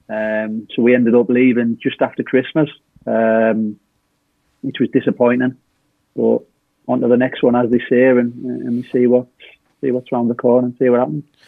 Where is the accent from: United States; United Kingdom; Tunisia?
United Kingdom; the North East, North East England; moved away as an adult; I'm from obviously the northeast